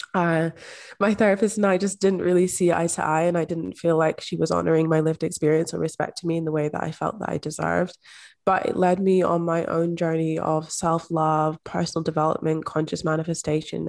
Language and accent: English; Scotland, United Kingdom; I'm also from Scotland. I grew up in Scotland